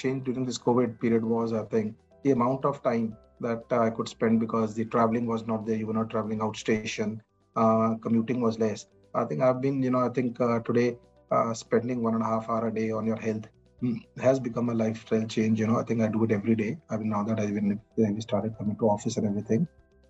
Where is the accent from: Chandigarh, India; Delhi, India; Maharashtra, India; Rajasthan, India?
Chandigarh, India; moved away as an adult; also born or lived in Bombay; now in Mumbai, India; my hometown is Chandigarh.